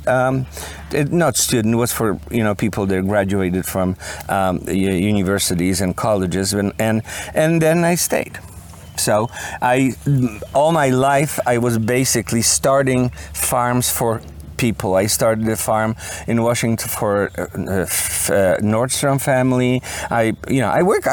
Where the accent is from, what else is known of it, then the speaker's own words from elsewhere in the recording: Poland; moved away as an adult; also born or lived in Detroit; now in Florida, United States; I'm from Poland. I was born in Poland many, many, many, many years ago.